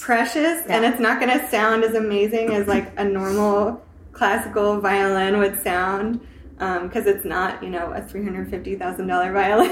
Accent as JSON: {"language": "English", "region": "the South", "country": "United States", "moved": "yes", "lives_now": "Seattle, United States", "said": "I'm from the South"}